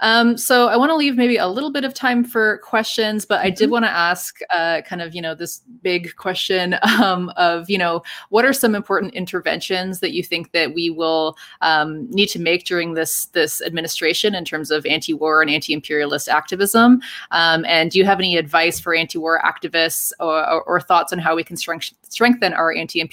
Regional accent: Canada; Well, speaking as a Canadian, I also wish that Canadians were doing a lot more

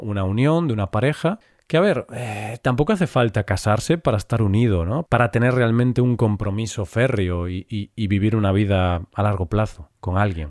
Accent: Galicia, Spain; yo que soy de Galicia

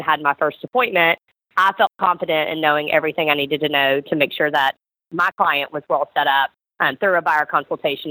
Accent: Memphis, Tennessee, United States; moved away as an adult; also born or lived in Atlanta, Georgia; I am originally from Memphis, Tennessee

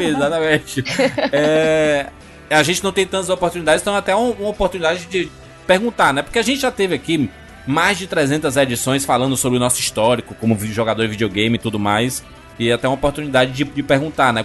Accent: Northeast Region, Brazil

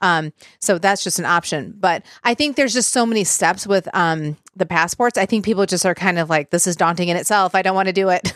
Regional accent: Michigan, United States; we're from Michigan, and Windsor is literally right across

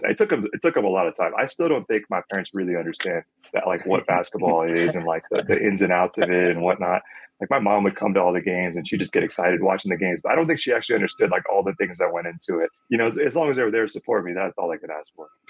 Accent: Phoenix, Arizona, United States; I grew up in Phoenix, so it's always been hot out here

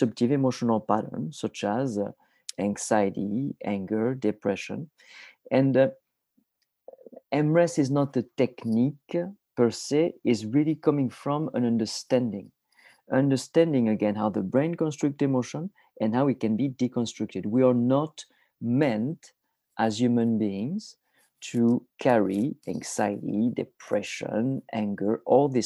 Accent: a tiny village in the south of France, France; moved away; I am originally from France. I was born in a tiny village in the south of France, about 3 hours north of Barcelona.

